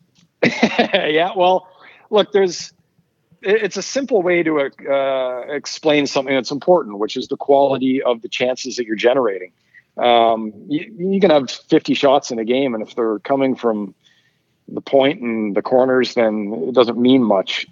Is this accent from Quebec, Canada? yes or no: no; Ottawa, Ontario, Canada; moved away; also born or lived in Vancouver / Toronto; I, lived in Ottawa for a long time growing up